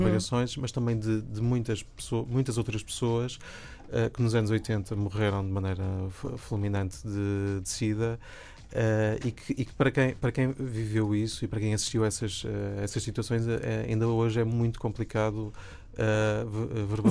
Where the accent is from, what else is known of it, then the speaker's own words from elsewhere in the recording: Braga, Norte, Portugal; eu sou, sou de Braga